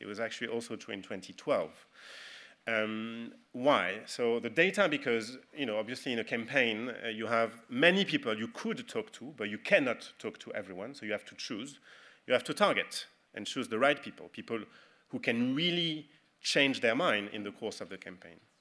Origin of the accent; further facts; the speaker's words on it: France; accent: French; English is a second language; I'm a Frenchman